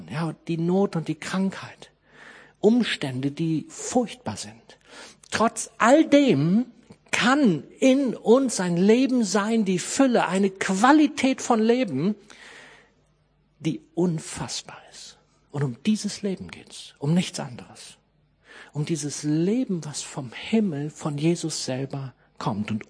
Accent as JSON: {"language": "German", "region": "Harz", "country": "Germany", "said": "ich komme aus dem Harz"}